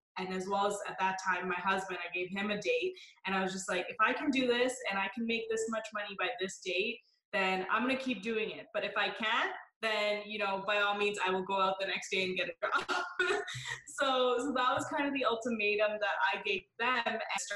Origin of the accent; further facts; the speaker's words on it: Canada; I was born and raised here. So I always say I'm Canadian